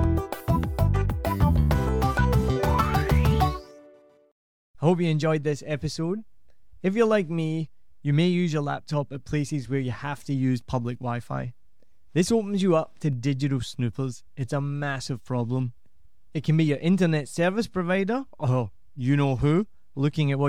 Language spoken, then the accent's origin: English; Glasgow, Scotland, United Kingdom; moved away; I'm not Irish, I'm Scottish